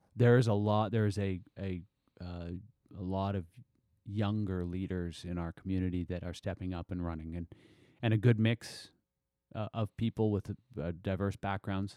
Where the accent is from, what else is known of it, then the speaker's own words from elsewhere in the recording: Tsartlip Reserve, British Columbia, Canada; I grew up on Sartlope Reserve